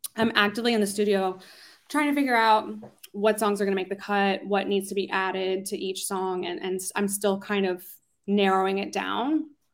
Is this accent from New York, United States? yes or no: no; Philadelphia, Pennsylvania, United States; moved away as an adult; now in Los Angeles, United States; I really got my start singing um, in Philly, my hometown, home city